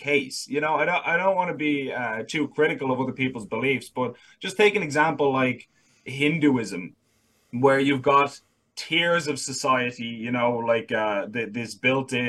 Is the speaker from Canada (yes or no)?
no; Dublin, Leinster, Ireland; I was born in Ireland, born and raised in Dublin